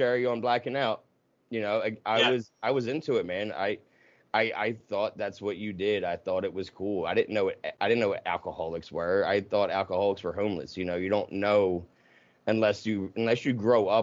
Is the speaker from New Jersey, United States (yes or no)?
yes; right outside of Philadelphia, New Jersey, United States; I grew up right outside of Philadelphia, like, minutes, and in Jersey